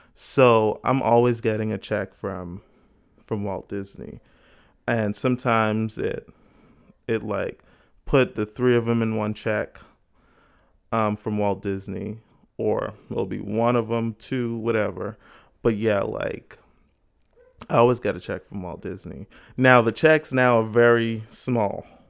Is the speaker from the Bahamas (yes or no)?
yes; Bahamas; now in United States; growing up in the Bahamas.